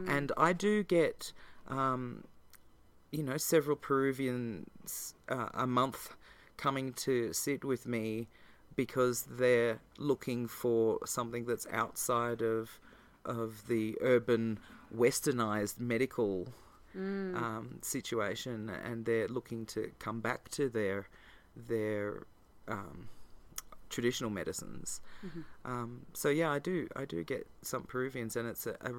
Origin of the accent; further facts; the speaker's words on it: Australia; as an Australian